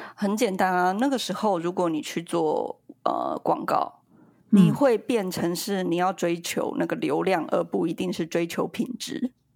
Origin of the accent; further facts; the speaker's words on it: Yilan, Yilan County, Taiwan; 我们是，我们是宜兰人